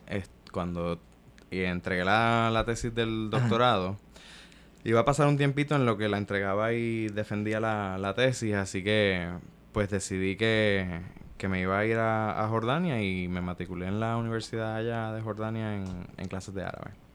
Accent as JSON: {"language": "Spanish", "country": "Puerto Rico", "tie": "born or raised there", "said": "soy hijo de mi tiempo en mi país colonial. Este, Yo crecí este, en la década de los 90"}